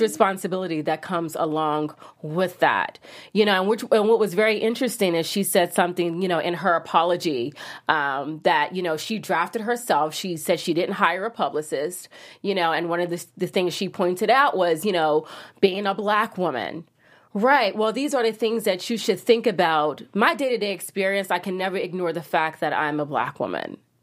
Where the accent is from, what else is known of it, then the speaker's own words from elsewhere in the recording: New York City, New York, United States; moved away; I'm a New Yorker